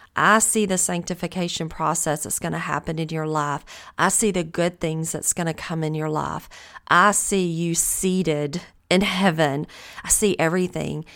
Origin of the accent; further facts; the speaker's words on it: the South, United States; accent: Southern; I am from the South. I know that I have a Southern accent